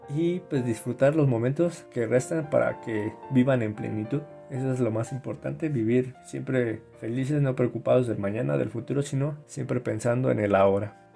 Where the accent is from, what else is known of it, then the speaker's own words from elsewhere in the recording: Mexico; nosotros como mexicanos